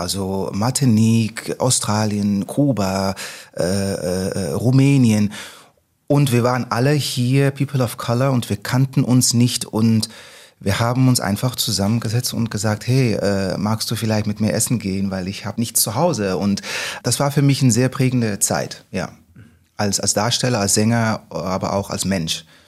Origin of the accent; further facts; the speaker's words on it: Netherlands; German is a second language; moved away as an adult; now in Hamburg, Germany; Holländer, ich bin in Holland aufgewachsen, wie man hört